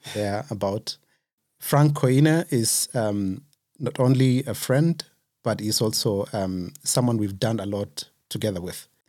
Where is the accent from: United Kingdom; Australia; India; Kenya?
Kenya; now in Germany; which is not so far from where I was born